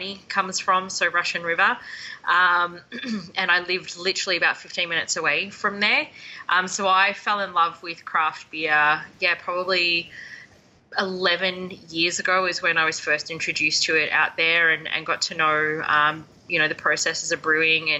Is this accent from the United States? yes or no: no; Melbourne, Victoria, Australia; moved away as an adult; also born or lived in Banff, Canada / Lake Louise, Canada; now in Calgary, Canada; I come from Melbourne, Australia, so the most southern tip of the mainland.